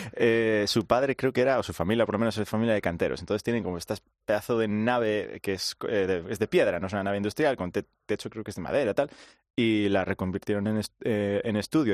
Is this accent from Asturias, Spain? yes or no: yes; Asturias, Spain; somos cinco chavales de Asturias